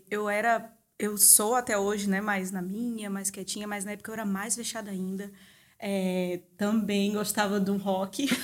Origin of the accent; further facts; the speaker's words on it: Fortaleza, Ceará, Brazil; eu estudava violino é, em um dos projetos sociais que tinham lá na minha cidade. A gente é de Fortaleza